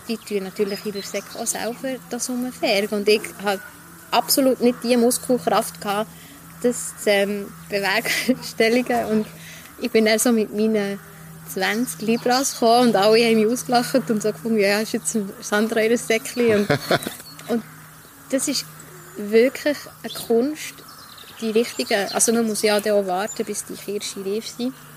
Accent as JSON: {"language": "German", "town": "Langnau im Emmental", "region": "Bern", "country": "Switzerland", "tie": "born or raised there", "also_born_or_lived": "Ecuador", "moved": "as an adult", "lives_now": "Bern, Switzerland", "said": "Ich bin immer noch gerne ähm, Langnauerin, wobei ich bin ja in Goal aufgewachsen"}